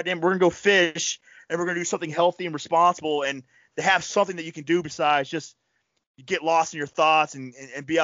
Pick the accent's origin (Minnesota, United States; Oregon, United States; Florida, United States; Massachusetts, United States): Florida, United States; Panama City; now in New York, United States; I grew up in Panama City, Florida.